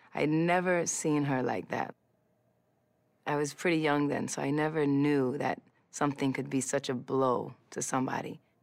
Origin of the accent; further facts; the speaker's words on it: New York City, New York, United States; I grew up in New York City, Hell's Kitchen, and it looked exactly how it sounds